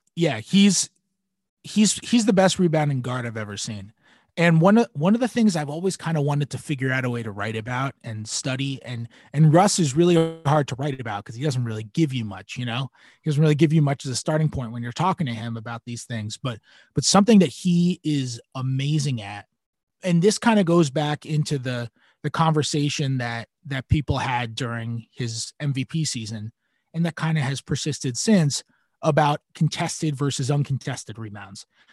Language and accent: English; New York, United States; I'm a New Yorker